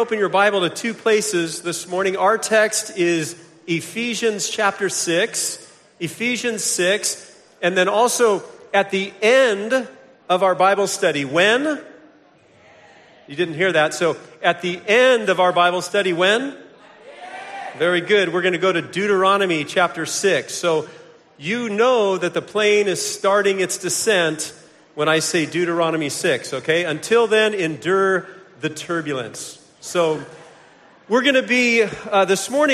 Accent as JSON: {"language": "English", "town": "Vero Beach", "region": "Florida", "country": "United States", "said": "I hail from Vero Beach, Florida"}